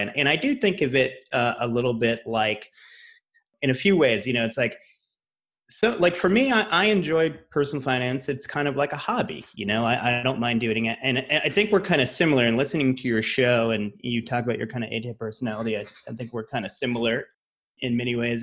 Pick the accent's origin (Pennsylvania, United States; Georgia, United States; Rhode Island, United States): Rhode Island, United States; moved away as an adult; also born or lived in Massachusetts / New York / Los Angeles; I'm from Rhode Island, went to school in Massachusetts